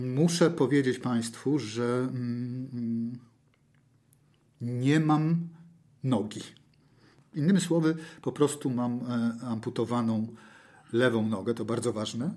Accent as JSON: {"language": "Polish", "town": "Toruń", "region": "Kuyavian-Pomeranian Voivodeship", "country": "Poland", "tie": "born or raised there", "said": "urodziłem się półtora kilometra stąd. Mieszkałem półtora kilometra stąd. Do szkoły chodziłem półtora kilometra stąd do szkoły podstawowej. Moje dzieciństwo i znaczną część życia spędziłem na toruńskiej starówce"}